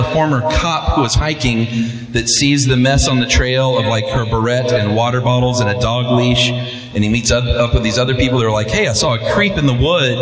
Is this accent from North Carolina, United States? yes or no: no; Atlanta, Georgia, United States; moved away as an adult; From Atlanta, grew up in DeKalb County. Went to Redan High School and the University